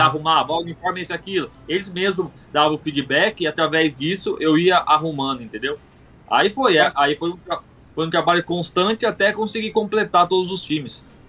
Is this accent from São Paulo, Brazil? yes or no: yes; Mogi Mirim, São Paulo, Brazil; moved away as an adult; now in João Pessoa, Brazil; Só que agora tô, na, tô em João Pessoa, Paraíba. Mas eu sou ah, de Mogi Mirim, São Paulo.